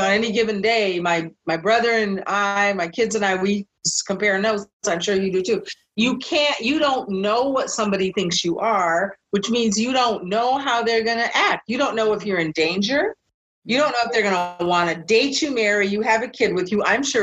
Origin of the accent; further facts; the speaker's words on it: West Coast, United States; Yes, I grew up on the West Coast, so I was Chicana mm-hmm. or Asian.